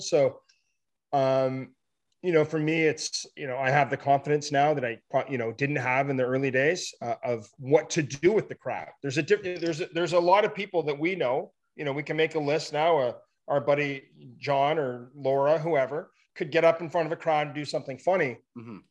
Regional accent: Ottawa, Ontario, Canada; now in British Columbia, Canada; I'm from Ottawa. Yeah, I'm in BC now, but um, born and raised in Ottawa.

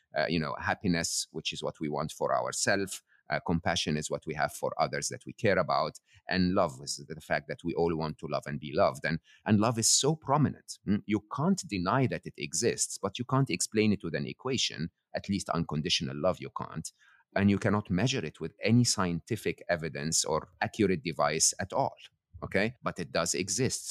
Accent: Egypt; I'm born and raised in Egypt

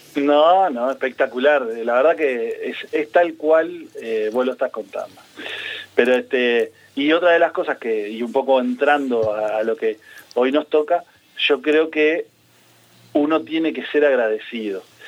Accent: Uruguay; como todo uruguayo

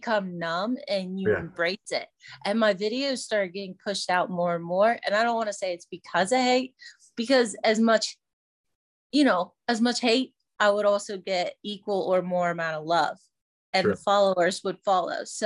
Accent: West Virginia, United States; now in Virginia, United States; I'm from West Virginia

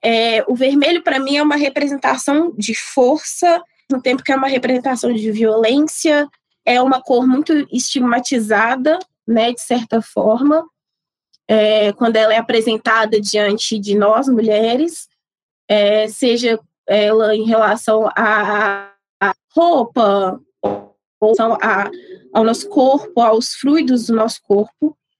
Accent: Sabará, Minas Gerais, Brazil; eu sou nascida e criada em Sabará

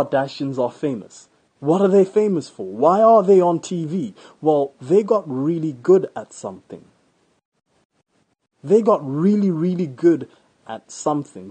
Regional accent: Botswana; Where I live right now, my home country, Botswana

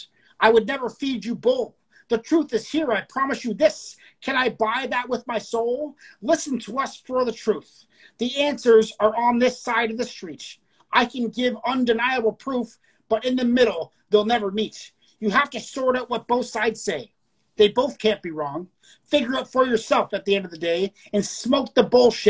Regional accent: Canada

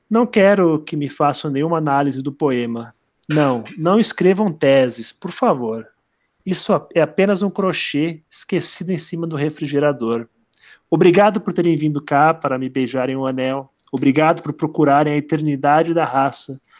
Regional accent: Brazil; ah, não, é que eu sou brasileiro. Eles são todos americanos, mas eu sou, eu sou brasileiro.

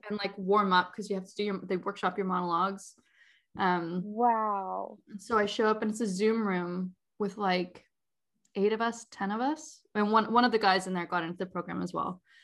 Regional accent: Langley and Vancouver, British Columbia, Canada; also born or lived in Surrey, British Columbia; technically, I was born in Surrey. Um, grew up. Oh. my time between Langley and Vancouver

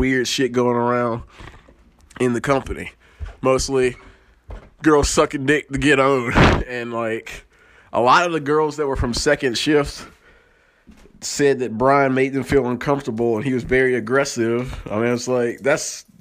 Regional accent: the South, United States; I come from the South, and we're country, we're Christian, we're anti-government

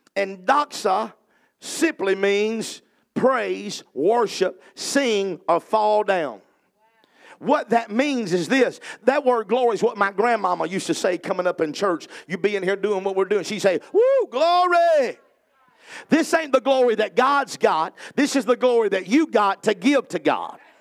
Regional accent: the South, United States; I'm from the South

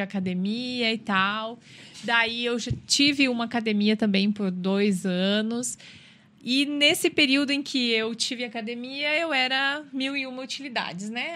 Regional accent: Rio Grande do Sul, Brazil; moved away as an adult; eu sou do Rio Grande do Sul e já vim para cá para estudar

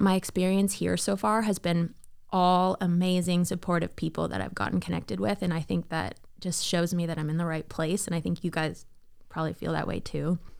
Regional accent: Toronto, Ontario, Canada; moved away as an adult; also born or lived in Miami; now in Nashville, United States; I am a Canadian raised girl

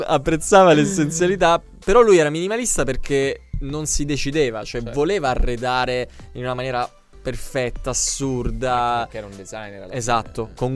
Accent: Apulia, Italy; io sono pugliese

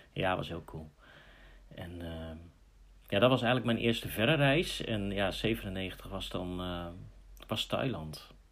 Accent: Netherlands; we zijn Nederlander, maar we zijn wel wereldburger.

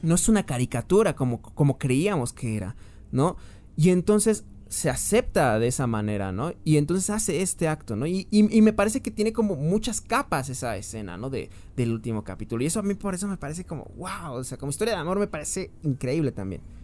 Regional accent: Mexico; siendo mexicano

